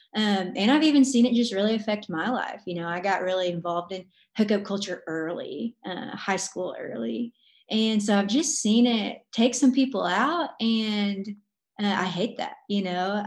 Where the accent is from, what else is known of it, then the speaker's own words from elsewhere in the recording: Arkansas, United States; now in Arizona, United States; I'm from Arkansas, but I live in Arizona